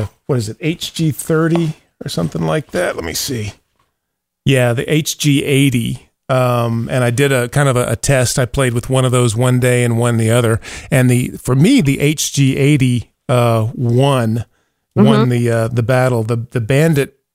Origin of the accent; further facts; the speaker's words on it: Gulf Coast, United States; I grew up on the Gulf Coast, hot, humid, and playing tennis in the 70s and the 80s